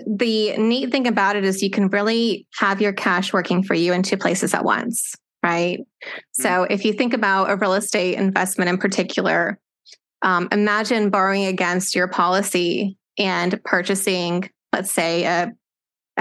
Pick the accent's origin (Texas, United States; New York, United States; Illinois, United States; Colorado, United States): Texas, United States; Austin; moved away as an adult; now in Lake Charles, United States; I grew up in Austin, Texas, and moved here about 2 years ago because I was about to marry my husband